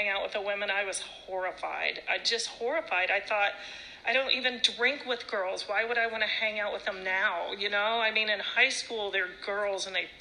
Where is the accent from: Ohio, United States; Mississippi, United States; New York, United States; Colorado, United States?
Ohio, United States; also born or lived in California; I grew up in Ohio.